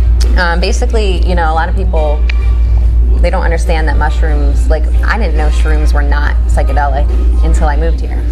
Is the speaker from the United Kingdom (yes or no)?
no; New Jersey, United States; I'm from Jersey.